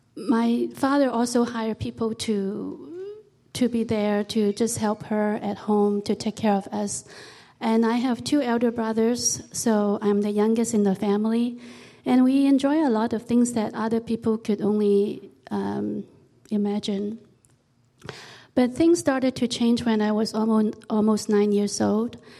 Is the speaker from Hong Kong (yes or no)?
yes; Hong Kong; I was born in Hong Kong, and at that time it was a British colony.